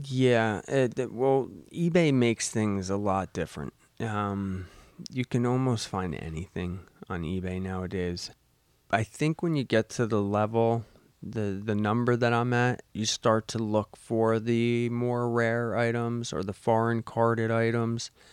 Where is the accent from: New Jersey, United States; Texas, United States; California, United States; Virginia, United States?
New Jersey, United States; Rahway; I grew up in Rahway. Um, moved out of Rahway when I was, uh, probably about twelve and, um, made my way up here.